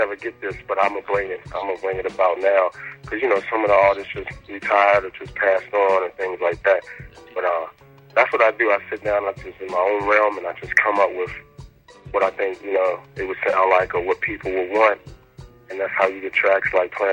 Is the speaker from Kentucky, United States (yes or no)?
no; Virginia, United States; also born or lived in Washington, D.C. / Maryland; now in Atlanta, United States; I'm from Virginia, but I'm like everywhere throughout DC, Maryland, Virginia